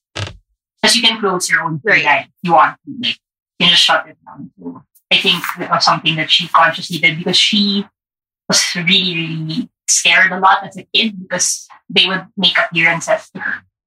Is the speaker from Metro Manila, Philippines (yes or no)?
no; Baguio, Cordillera Administrative Region, Philippines; also born or lived in Parañaque; now in Manila, Philippines; I grew up in Baguio, but I live in Manila with my partner, and we have a place in Paranaque.